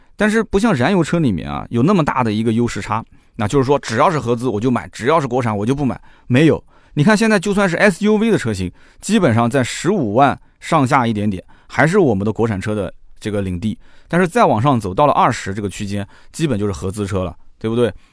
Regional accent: China; 我们中国人

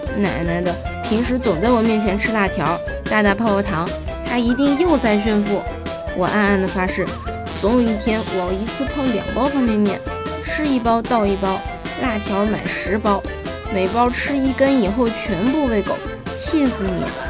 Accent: Hangzhou, Zhejiang, China; 作为杭州人，很幸福，有七天的假期哦

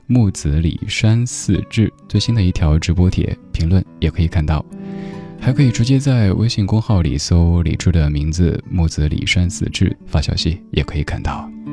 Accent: Chengdu, Sichuan, China; 成都，我家乡

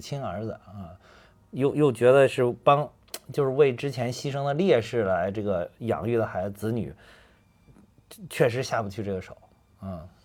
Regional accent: North China Plain, China; 像我们老家那边，就华北平原这块儿

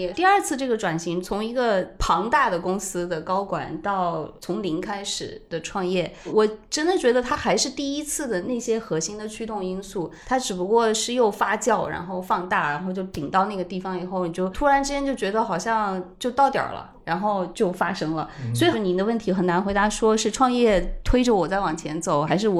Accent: China; 就是我们中国人那句老话：“三岁看大，七岁看老。”

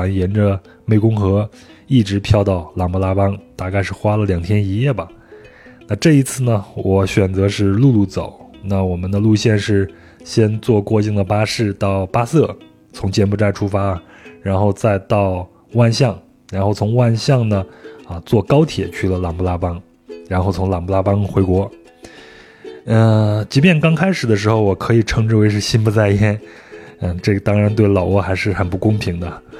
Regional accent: Yunnan, China; 这就太像我们云南那边的小镇的名字了。

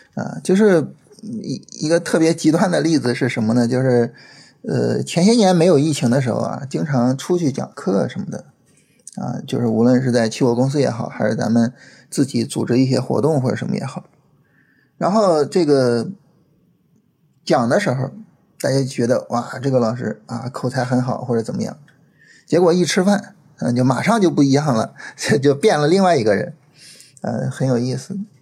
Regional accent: China; 对于我们中国人来说，这是一个非常，非常特殊的节日

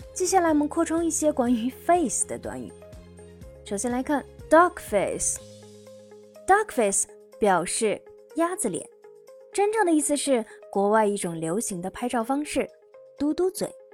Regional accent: China; 我们中国人

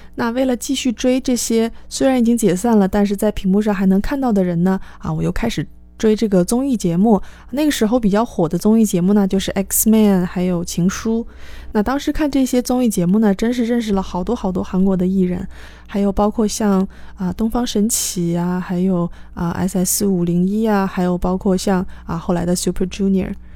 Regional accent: China; 我们中国人学，啊 任何一种外语，一个比较严重的语调问题

